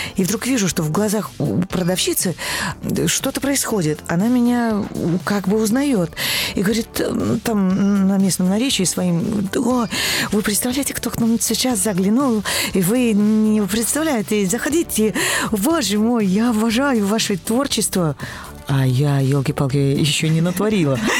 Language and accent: Russian; Belarus; Родом я из Белоруссии